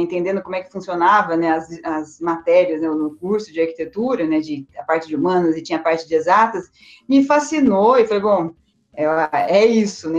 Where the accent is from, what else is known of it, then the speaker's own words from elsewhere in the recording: Campinas, São Paulo, Brazil; also born or lived in Spain; eu nasci aqui, eu sou aqui de Campinas mesmo, nasci aqui em Campinas